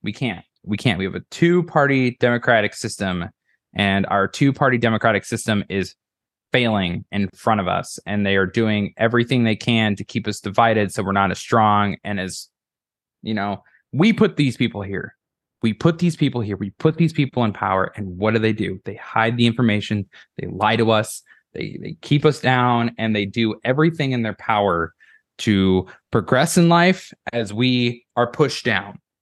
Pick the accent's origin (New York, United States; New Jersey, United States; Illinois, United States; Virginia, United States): Illinois, United States; now in Iowa, United States; My parents' house that we lived in back home in Illinois